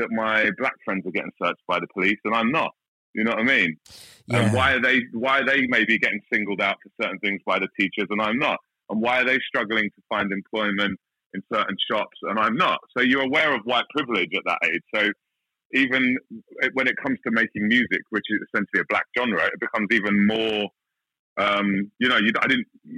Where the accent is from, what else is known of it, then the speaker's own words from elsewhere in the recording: London, United Kingdom; moved away as an adult; now in Australia; I grew up in South London